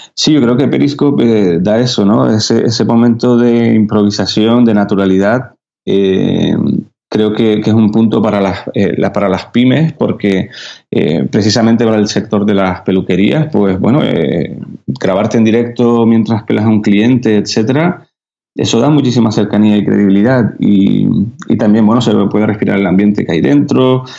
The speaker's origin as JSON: {"language": "Spanish", "region": "Canary Islands", "country": "Spain", "accent": "Canarian", "said": "los canarios no, sabes que no pronunciamos la, S."}